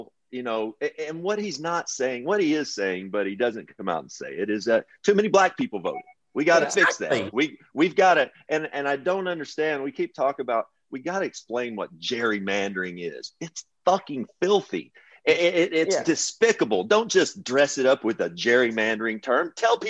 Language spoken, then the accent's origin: English; Kentucky, United States; I'm from Kentucky.